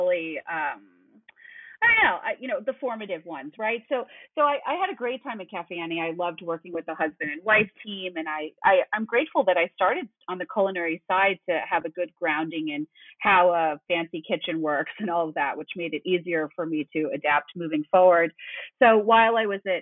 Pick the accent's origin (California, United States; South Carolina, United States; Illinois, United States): Illinois, United States; Chicago; also born or lived in Houston / San Francisco; So I went from Houston back home to Chicago, which is my parents have lived here, and I lived here from third grade on. So this was my hometown